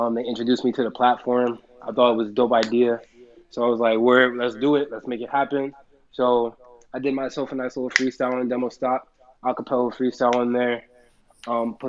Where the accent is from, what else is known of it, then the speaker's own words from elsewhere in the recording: Jersey City, New Jersey, United States; I am a rapper from Jersey City, New Jersey